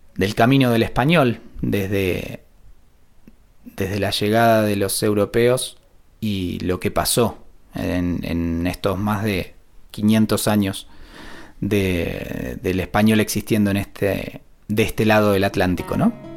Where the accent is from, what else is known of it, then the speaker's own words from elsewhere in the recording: Buenos Aires, Argentina; now in Córdoba, Argentina; nací y crecí en Buenos Aires y ahora estoy viviendo en Córdoba